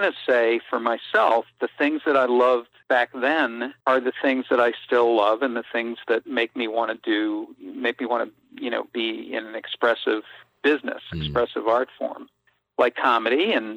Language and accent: English; Boston, Massachusetts, United States; I grew up in Dorchester in the 60s and early 70s